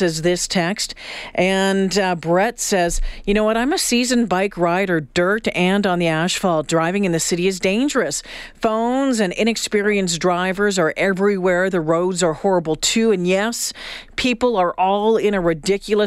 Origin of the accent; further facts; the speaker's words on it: Northern Ontario, Canada; also born or lived in Thunder Bay / Sault Ste. Marie; now in Edmonton, Canada; I'm a Northern Ontario girl spending a lot of time growing up in Thunder Bay and Sault Ste. Marie